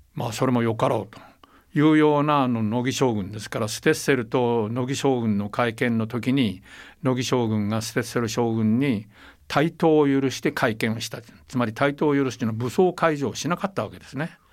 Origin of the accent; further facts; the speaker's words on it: Taiwan; 私は台湾生まれ台湾育ちですから